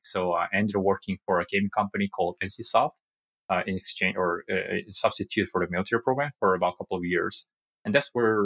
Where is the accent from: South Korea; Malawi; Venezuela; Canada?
South Korea; English is a second language; moved away as an adult; also born or lived in United States; I was born and raised in Korea, and I had a fortune of being living in the States for 3 years when I was a kid